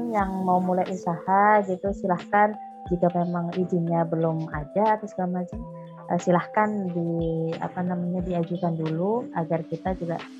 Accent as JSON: {"language": "Indonesian", "region": "Java", "country": "Indonesia", "said": "saya tanya dong sebagai orang Jawa yang nggak tahu artinya bahasa Banjar"}